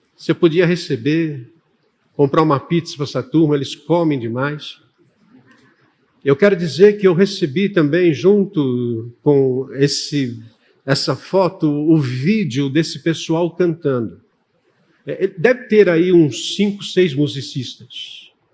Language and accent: Portuguese; São Paulo, Brazil; eu sou paulistano da gema.